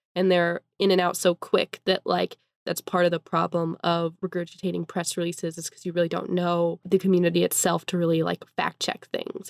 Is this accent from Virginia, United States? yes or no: no; Eastern Washington, United States; now in Spokane, United States; I'm from Eastern Washington